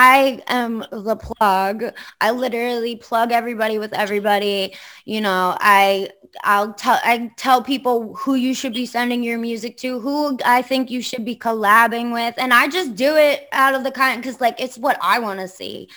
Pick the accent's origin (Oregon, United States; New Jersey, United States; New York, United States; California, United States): New York, United States; Long Island; I'm from Long Island, but, like, I don't belong on Long Island.